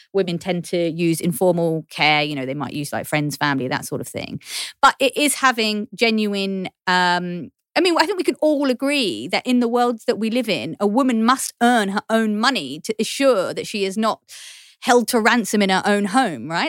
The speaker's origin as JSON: {"language": "English", "region": "London", "country": "United Kingdom", "accent": "Cockney", "said": "I'm a Cockney, I'm from East London"}